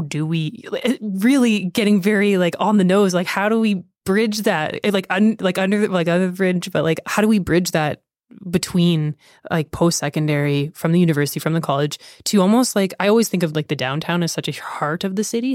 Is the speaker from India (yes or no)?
no; near Lethbridge, Alberta, Canada; somebody that has lived in Canada, in close to Leth, like, Lethbridge most of my life